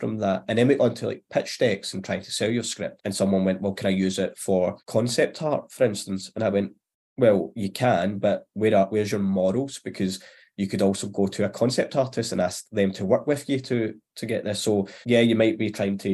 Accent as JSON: {"language": "English", "town": "Glasgow", "region": "Scotland", "country": "United Kingdom", "tie": "born or raised there", "said": "I'm obviously Glasgow, Southside, but when I say Southside, it was like Govan, Cardonald, Pennalee. So I was a scheme lad, I guess. And I still kind of am. Like, I'm only maybe 10-15 minute walk from where I originally grew up"}